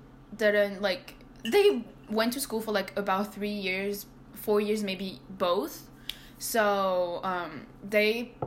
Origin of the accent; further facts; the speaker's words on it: France; now in Montreal, Canada; I grew up in France.